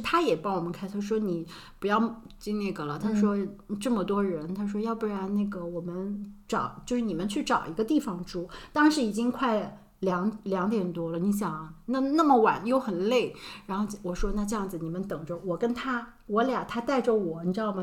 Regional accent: Shanghai, China; 我们是上海的

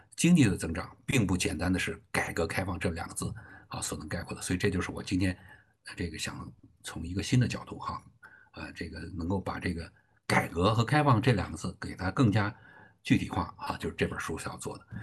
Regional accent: China; 我们中国人自己

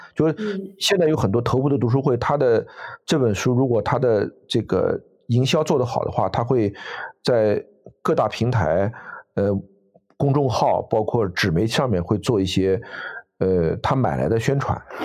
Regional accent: China; 我们中国人

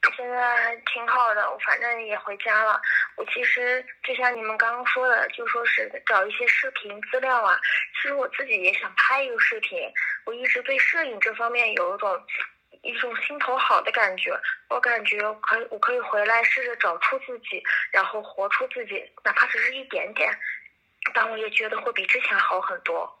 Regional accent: Jiangsu, China; now in Lanzhou, China; 我老家在江苏，但是我现在在兰州

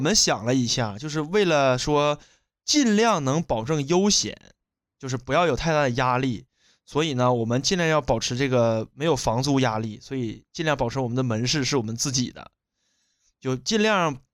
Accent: Shenyang, Liaoning, China; 我出生在辽宁沈阳的和平大道

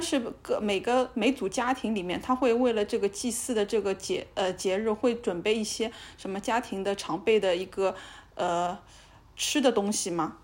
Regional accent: China; 我们中国人会有一些神仙什么的

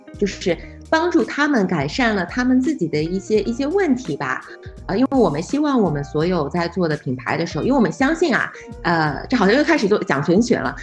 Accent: Shanghai, China; 我是上海人

